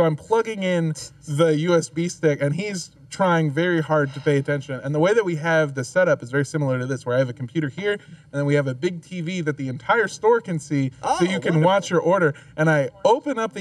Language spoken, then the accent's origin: English; California, United States; I'm from California